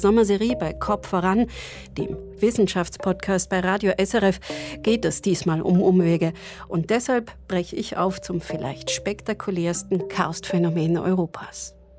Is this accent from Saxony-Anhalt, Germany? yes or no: no; Swabian Jura, Baden-Württemberg, Germany; bei uns auf der Schwäbischen Alb aus Kalkstein